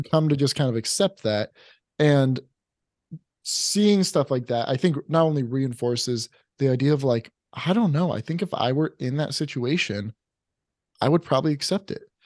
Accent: Oregon, United States; growing up in Oregon

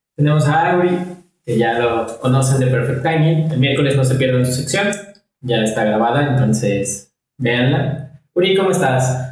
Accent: Mexico; como mexicanos

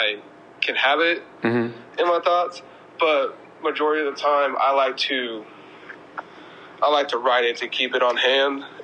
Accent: San Antonio, Texas, United States; I'm from San Antonio, Texas

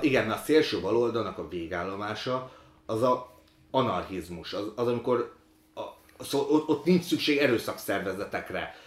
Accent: Budapest, Hungary; also born or lived in Ukraine; ilyen belső pesti, bár budai vagyok

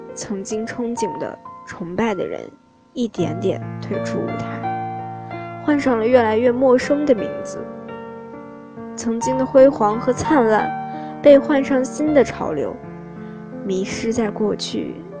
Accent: Jinchang, Gansu, China; moved away as an adult; now in Nanjing, China; 来自甘肃金昌。我在南京大学

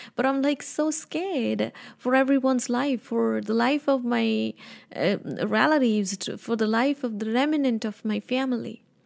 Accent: Punjab, India; moved away; I was born in India, North India. I'm a Punjabi

